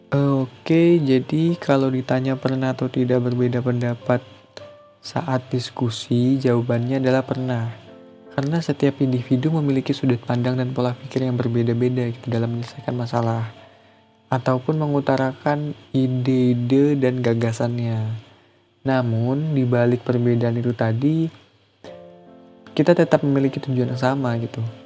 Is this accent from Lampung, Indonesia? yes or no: yes; Lampung, Indonesia; moved away as an adult; Saya memang dari Lampung, asal saya dari Lampung